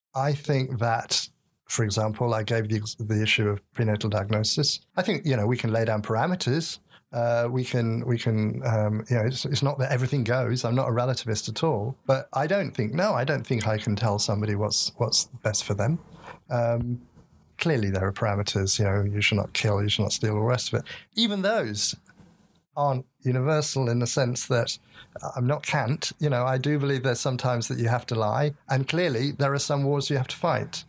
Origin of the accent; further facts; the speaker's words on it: England, United Kingdom; I'm an Englishman, uh, at least on my father's side, and I li-, certainly born up brought up in that culture.